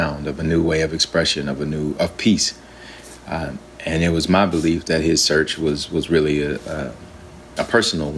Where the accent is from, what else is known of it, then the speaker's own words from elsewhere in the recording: Alabama, United States; I'm from Alabama, and my grandfather was a preacher, and so we grew up in that kind of a tradition.